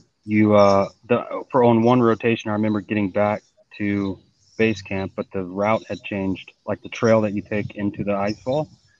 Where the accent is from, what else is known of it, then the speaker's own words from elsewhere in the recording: Georgia, United States; I'm in Georgia. I'm from Georgia. I know heat.